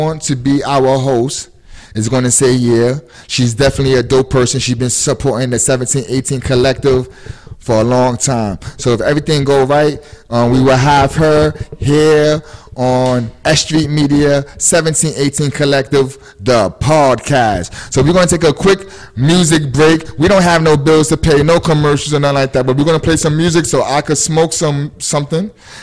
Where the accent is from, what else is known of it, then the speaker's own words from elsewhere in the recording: New York City, New York, United States; I'm from Williamsburg